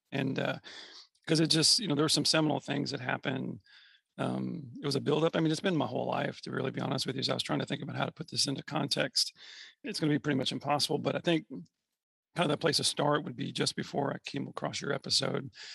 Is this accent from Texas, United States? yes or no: yes; Texas, United States; I'm from Texas